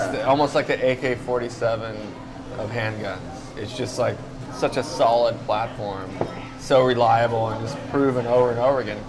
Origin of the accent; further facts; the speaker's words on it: California, United States; I grew up spearfishing in California